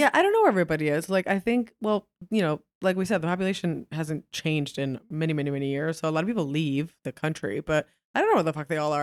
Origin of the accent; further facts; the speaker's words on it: New York, United States; moved away as an adult; also born or lived in Montevideo, Uruguay; now in Buenos Aires, Argentina; growing up in New York